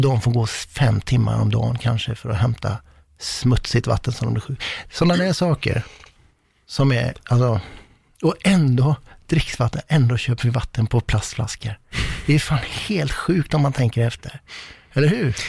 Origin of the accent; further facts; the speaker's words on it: west coast of Sweden, Sweden; västkusten, ja. där jag kommer ifrån